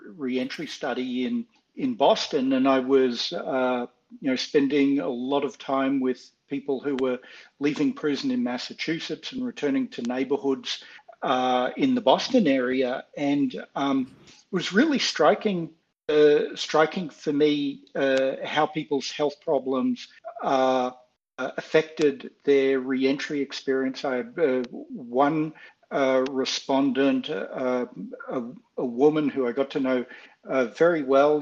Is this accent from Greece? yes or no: no; Australia; moved away as an adult; now in United States; living as an Australian in the United States uh, in graduate school